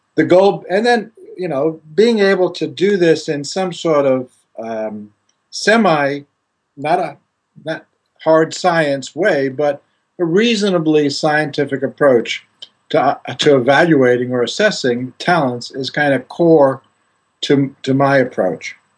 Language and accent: English; Greece; moved away as an adult; I grew up in Greece and uh, studied initially in Greece